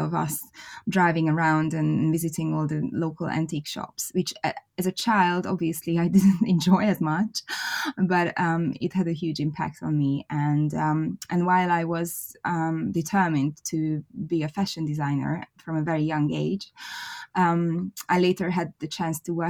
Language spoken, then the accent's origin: English; Budapest, Hungary; now in London, United Kingdom; I was born in Hungary, in Budapest. I was born into a very creative family